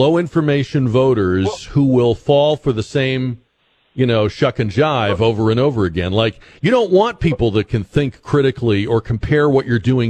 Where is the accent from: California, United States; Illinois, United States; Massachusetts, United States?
Massachusetts, United States; Newton; moved away; I grew up in Newton, Massachusetts